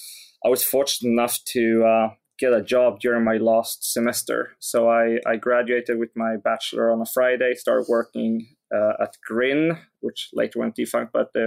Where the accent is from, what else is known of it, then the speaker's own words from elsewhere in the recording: Skövde, Västra Götaland, Sweden; English is a second language; it was in this huge city, which was more than 10 times bigger than my hometown, called Skövde.